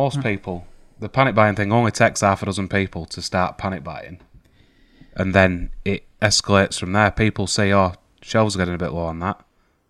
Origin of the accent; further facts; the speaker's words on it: United Kingdom; because we're British.